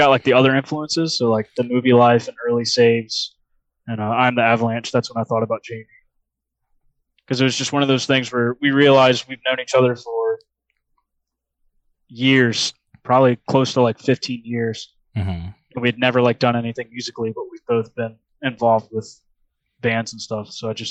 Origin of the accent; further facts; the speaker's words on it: Richmond, Virginia, United States; Yeah, I grew up in Southside.